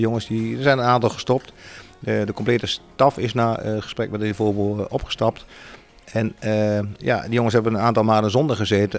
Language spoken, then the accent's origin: Dutch; Achterhoek, Gelderland, Netherlands; ik kom uit de Achterhoek